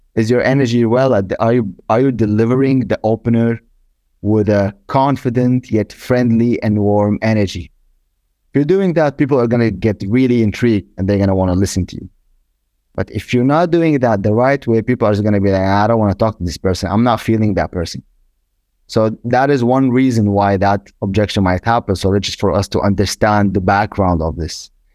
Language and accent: English; Germany; I'm from Germany, I live in Germany